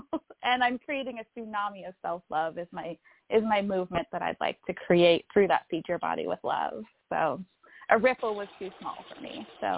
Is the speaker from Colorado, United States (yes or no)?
no; Northern California, United States; I'm from Northern California